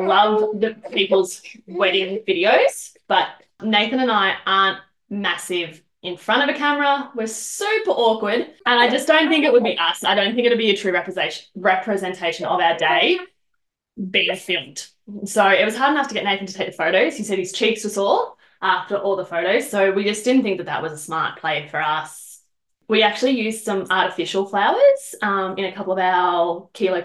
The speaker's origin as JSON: {"language": "English", "town": "Bendigo", "region": "Victoria", "country": "Australia", "said": "I'm originally from Bendigo."}